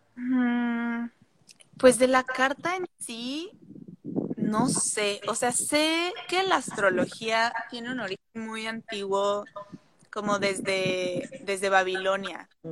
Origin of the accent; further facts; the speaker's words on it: Mexico City, Mexico; moved away; como soy de la Ciudad de México